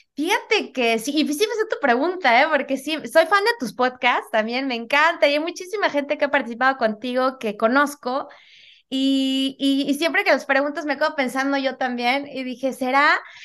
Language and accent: Spanish; Mexico City, Mexico; moved away as an adult; now in United States; yo soy originaria de la Ciudad de México